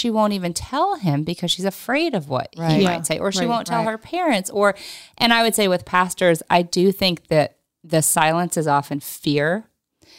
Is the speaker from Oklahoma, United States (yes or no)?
yes; Oklahoma, United States; now in Los Angeles, United States; where I grew up in Oklahoma